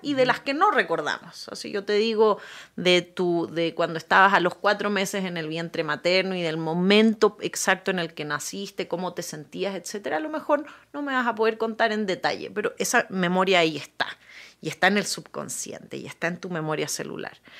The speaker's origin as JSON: {"language": "Spanish", "country": "Chile", "tie": "born or raised there", "said": "yo nací en Chile"}